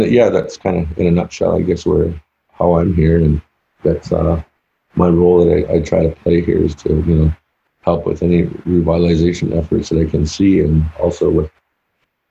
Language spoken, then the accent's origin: English; Six Nations Reserve, Ontario, Canada; now in United States; I'm originally from Six Nations Reserve. That's over in Canada.